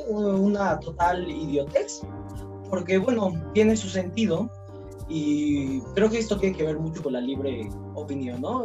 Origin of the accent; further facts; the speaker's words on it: Mexico; siendo mexicanos